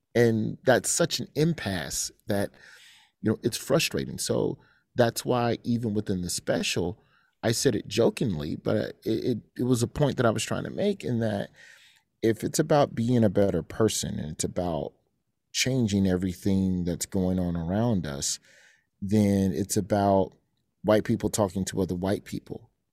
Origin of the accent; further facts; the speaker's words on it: Alabama, United States; moved away; I was raised in Alabama